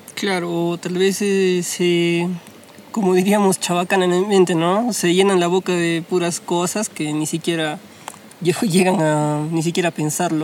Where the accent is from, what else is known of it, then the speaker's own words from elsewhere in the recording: Huancayo, Junín, Peru; soy de Huancayo